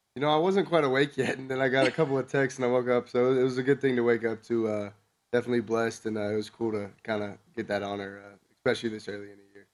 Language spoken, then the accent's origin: English; Southern California, United States; moved away as an adult; now in Wyoming, United States